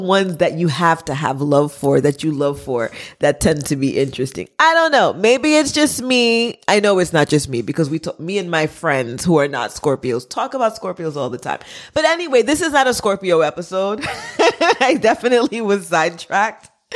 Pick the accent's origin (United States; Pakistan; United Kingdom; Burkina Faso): United States; first language Haitian Creole; English is a second language; me being Haitian American, first generation, you know, first language being Creole, even though I was born here in America